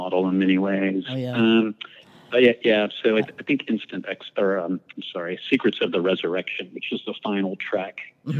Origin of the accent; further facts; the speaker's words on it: San Antonio, Texas, United States; I grew up in San Antonio, Texas, which the my friends quickly coined Satantonio because we lived on the weird side of town.